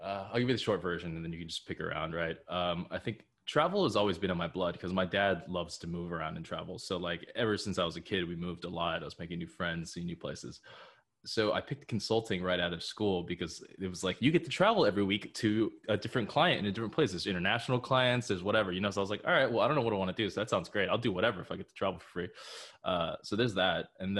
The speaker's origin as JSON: {"language": "English", "town": "Allen", "region": "Texas", "country": "United States", "tie": "born or raised there", "also_born_or_lived": "Shanghai, China / Japan / San Diego, California", "said": "Between San Diego and Dallas. So about half-half. But I would say my more formative years were in Dallas. It's a suburb of Dallas called Allen."}